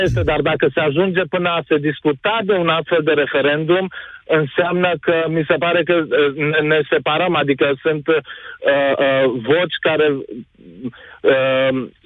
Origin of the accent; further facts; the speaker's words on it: Brașov, Brașov County, Romania; din Brașov